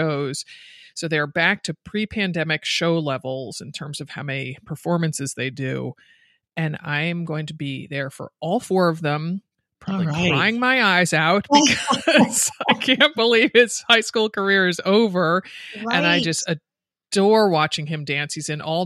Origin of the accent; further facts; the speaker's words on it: Stamford, Connecticut, United States; moved away; also born or lived in Westport, Connecticut / San Francisco; I grew up in Stamford, Connecticut, but then spent my last 2 years of high school in Westport.